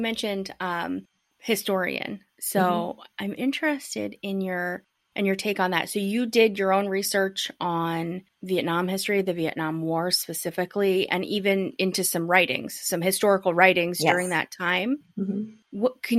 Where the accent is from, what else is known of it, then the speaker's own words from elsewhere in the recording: United States; I'm white. I'm from America.